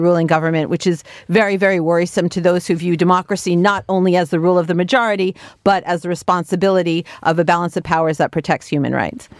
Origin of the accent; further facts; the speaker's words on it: United States; now in Israel; I'm originally from America. I lived, have lived in Israel for many years.